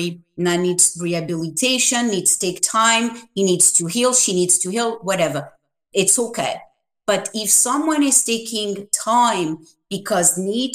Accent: France; moved away; I was raised in France

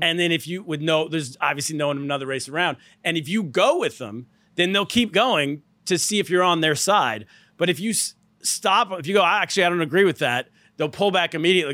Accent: California, United States; I'm from California.

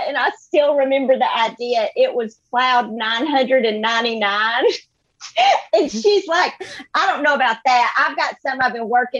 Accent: Gadsden, Alabama, United States; moved away as an adult; now in Nashville, United States; I grew up in Gadsden, Alabama, which is like a little map dot and in the middle of nowhere

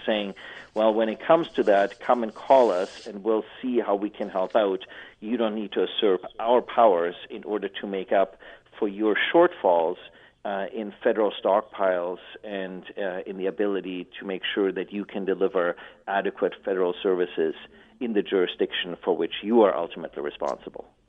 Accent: Canada; as we like to do as Canadian as Canadians

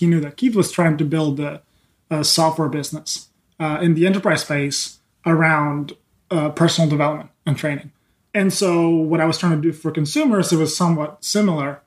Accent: Spain; also born or lived in England / Philadelphia; now in California, United States; I'm born and raised in Spain.

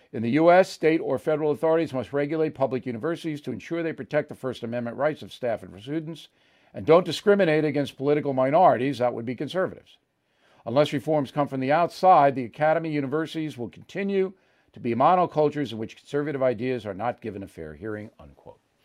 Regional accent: New York, United States; I'm a New Yorker my whole life

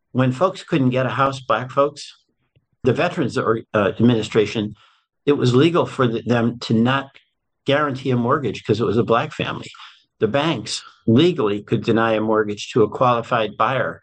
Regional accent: Springfield, Massachusetts, United States; moved away as an adult; also born or lived in Chicago / Vermont; I grew up in Springfield, Mass

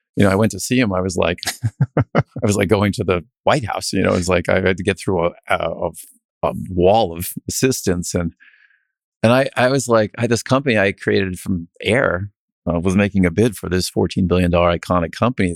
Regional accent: New England, United States; also born or lived in Chicago / Connecticut; I'm a New England kid, but I, I'm not from the South

